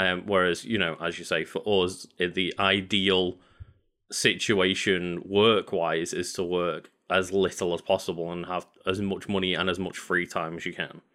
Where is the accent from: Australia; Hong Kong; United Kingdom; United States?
United Kingdom; as a British person